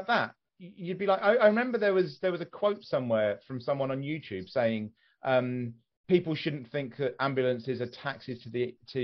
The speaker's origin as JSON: {"language": "English", "area": "West Sussex", "region": "South East England", "country": "United Kingdom", "tie": "born or raised there", "said": "my mother is from West Sussex, and I was born in West Sussex."}